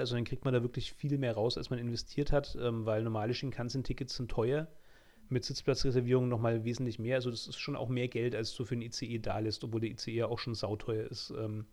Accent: Germany; als Deutscher

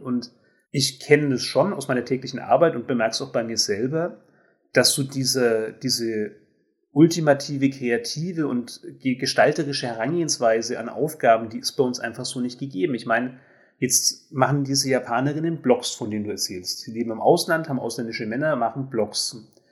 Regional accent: Germany; ich bin Deutsche

